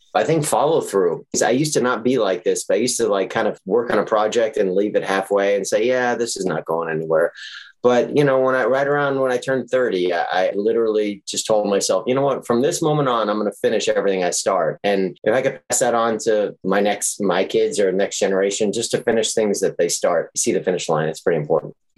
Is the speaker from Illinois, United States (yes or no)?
no; New York, United States; also born or lived in Texas; now in Los Angeles, United States; when I was growing up in New York, as I mentioned, my best friend for one year was a guy by the name of Andy, and we connected and then I moved to Texas